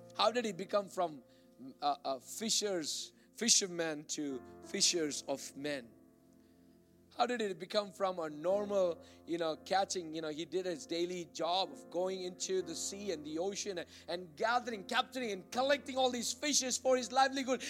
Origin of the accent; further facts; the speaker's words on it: Bangalore, Karnataka, India; moved away; I grew up in Bangalore, India